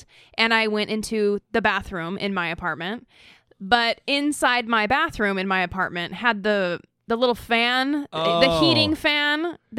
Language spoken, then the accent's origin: English; Idaho, United States; now in California, United States; I'm from Idaho